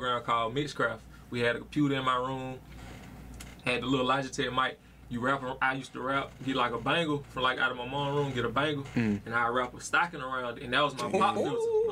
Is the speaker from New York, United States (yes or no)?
no; Birmingham, Alabama, United States; I'm from Birmingham, Alabama. I'm from here, you know what I'm saying? Birmingham, the east side. Grew up on the east side.